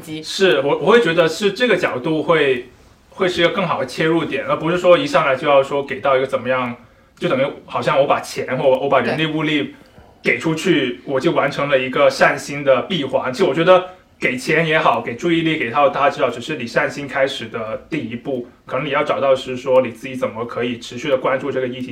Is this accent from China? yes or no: yes; Shunde, Guangdong, China; 我一个在广东长大的人